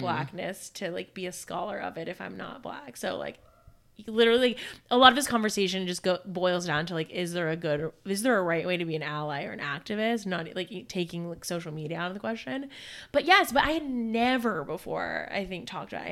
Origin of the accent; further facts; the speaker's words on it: Alabama, United States; I'm from Alabama